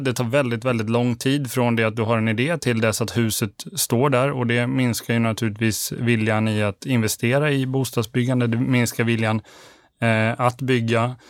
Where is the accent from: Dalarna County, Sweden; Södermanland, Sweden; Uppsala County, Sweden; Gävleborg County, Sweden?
Dalarna County, Sweden; Borlänge; Jag är född och uppvuxen i Borlänge